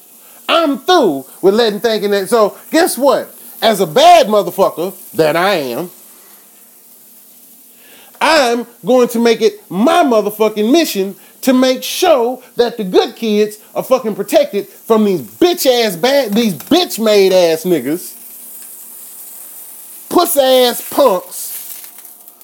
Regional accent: Enid, Oklahoma, United States; out here in my hometown

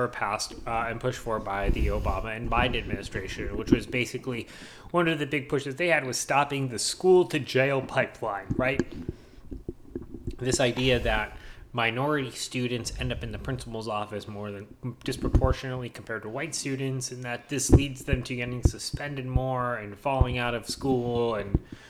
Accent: the South, United States; listen, I grew up in the South.

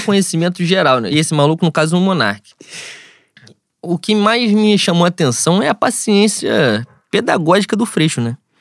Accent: Rio de Janeiro, Brazil; é a escola da onde eu venho, né? Sou de Bangu

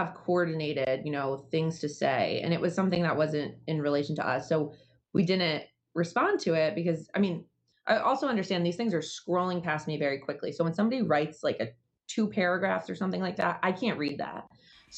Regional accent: Danbury, Connecticut, United States; I grew up in Danbury as well

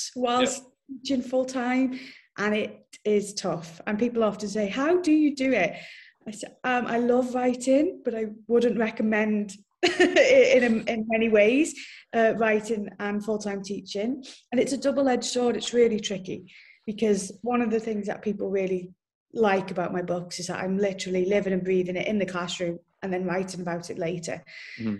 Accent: Wrexham, Wales, United Kingdom; moved away as an adult; now in Abu Dhabi, United Arab Emirates; That's where I'm from originally, North Wales.

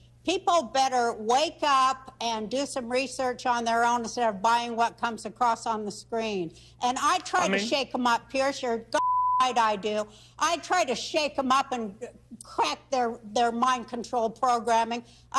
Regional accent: Ukraine; I'm from the Ukraine.

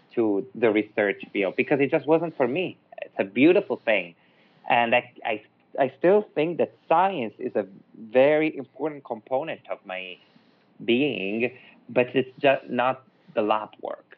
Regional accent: Milan, Lombardy, Italy; accent: Italian; English is a second language; now in Los Angeles, United States; I'm Italian from Milan, but actually now I live in Los Angeles

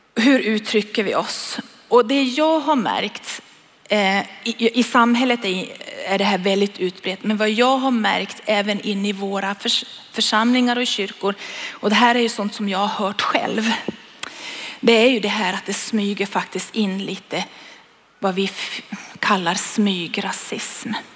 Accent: Sweden; jag är en svensk

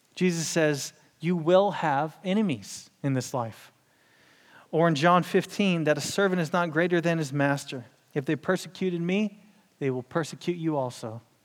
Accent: Houston, Texas, United States; I'm from Houston

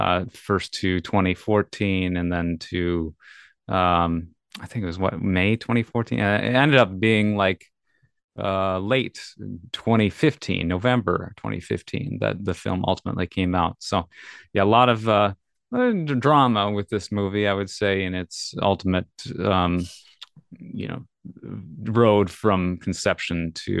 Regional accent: Minnesota, United States; now in California, United States; I'm from Minnesota to California in 2015 as well.

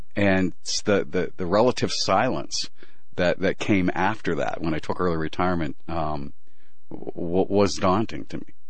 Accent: Pennsylvania, United States; moved away as an adult; also born or lived in Manhattan, New York; I grew up in uh in Pennsylvania

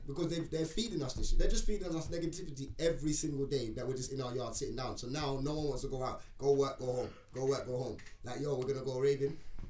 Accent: England, United Kingdom; also born or lived in Jamaica; I'm English.

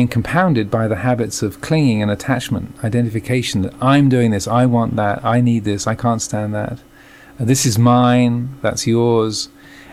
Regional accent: England, United Kingdom; moved away as an adult; also born or lived in United States / Thailand; I was born in England, as you can probably tell from my accent. But I've been living the last 15 years in the States

